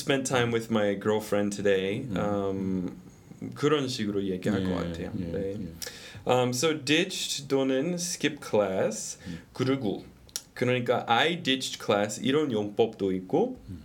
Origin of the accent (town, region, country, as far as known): United States; Korean is a second language; moved away